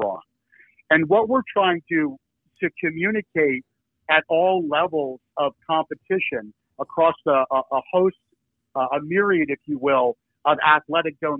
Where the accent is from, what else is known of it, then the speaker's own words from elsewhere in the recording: Philadelphia, Pennsylvania, United States; I'm from Philadelphia.